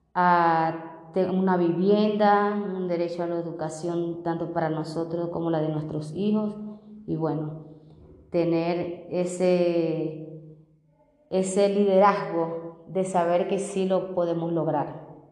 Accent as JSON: {"language": "Spanish", "country": "Venezuela", "also_born_or_lived": "Barranquilla, Colombia", "moved": "as an adult", "lives_now": "Bogotá, Colombia", "said": "soy venezolana, tengo 34 años de edad"}